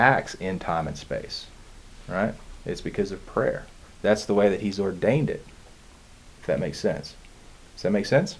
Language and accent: English; United States; being an American